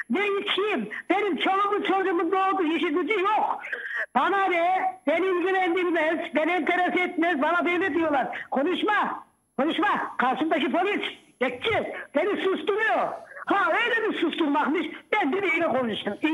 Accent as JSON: {"language": "Turkish", "region": "Sivas Province", "country": "Turkey", "said": "Ayrıca ben seni hemşerim. Ben Sivaslıyım."}